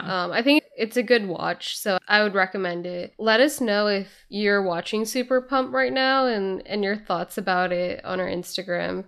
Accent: Bay Area, California, United States; growing up in the Bay Area

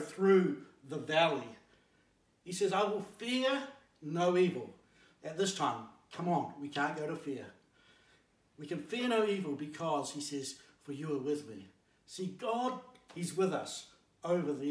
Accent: Blenheim, Marlborough, New Zealand; as an 8-year-old growing up in Blenheim

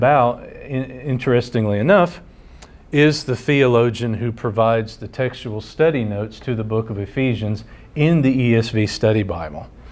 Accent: United States; Americans here at home

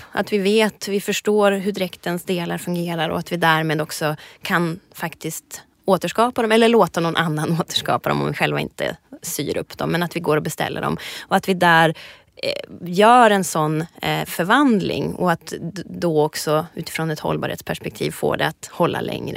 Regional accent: Ångermanland, Sweden; Jag kommer ju alltså från Ångermanland, det är mitt, mitt ursprung

